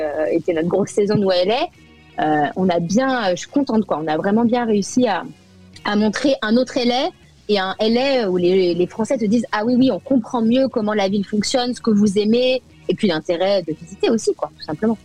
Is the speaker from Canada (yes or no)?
no; France; moved away as an adult; now in United States; Je suis avant tout française